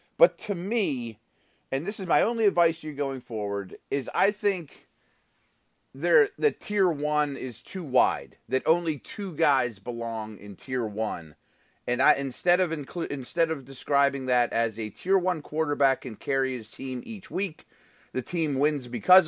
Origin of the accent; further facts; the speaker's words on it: Pittsburgh, Pennsylvania, United States; I caught a ton of heat around here, obviously, because I'm from Pittsburgh.